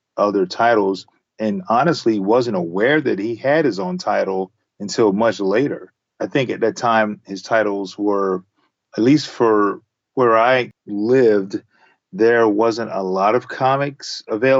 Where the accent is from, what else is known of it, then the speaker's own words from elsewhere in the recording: the South, United States; as a young African-American kid growing up in the South